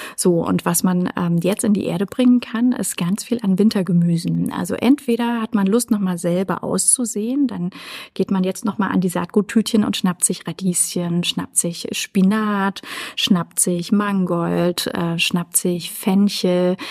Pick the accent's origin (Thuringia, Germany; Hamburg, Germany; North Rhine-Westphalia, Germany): Thuringia, Germany; Erfurt; in Erfurt in meiner Heimatstadt